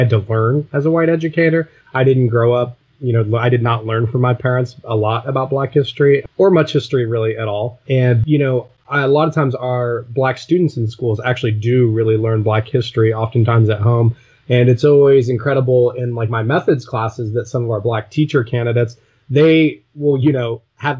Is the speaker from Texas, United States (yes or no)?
no; Oklahoma, United States; I grew up in Oklahoma